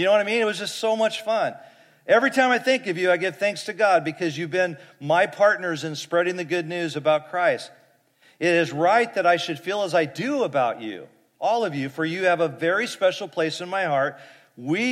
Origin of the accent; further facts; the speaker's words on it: Fresno, California, United States; I grew up in Fresno